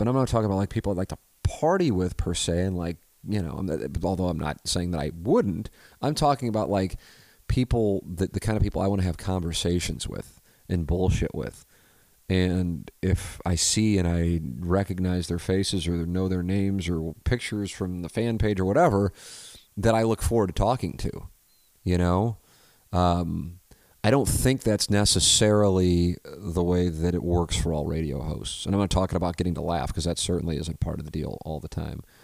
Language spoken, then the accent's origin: English; St. Louis, Missouri, United States; growing up in South Saint Louis, it isn't, uh, exactly, uh, diverse when it comes to religion